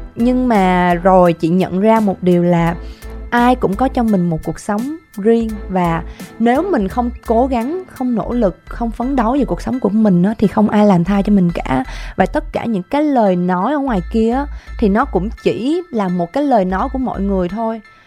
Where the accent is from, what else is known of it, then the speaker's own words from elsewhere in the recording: Kien Giang, Vietnam; Chị cũng là quê Kiên Giang nè. Quê nội quê ngoại của chị là ở Kiên Giang đó